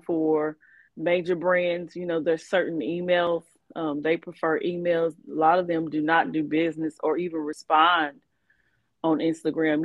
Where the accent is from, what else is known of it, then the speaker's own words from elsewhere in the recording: Bowling Green, Kentucky, United States; from Bowling Green, Kentucky